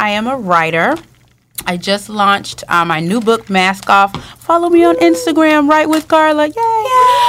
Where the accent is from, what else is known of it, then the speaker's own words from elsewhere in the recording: West Palm Beach, Florida, United States; I have 2 children, a 9-year-old and a 3-year-old, and I am from West Palm Beach, Florida.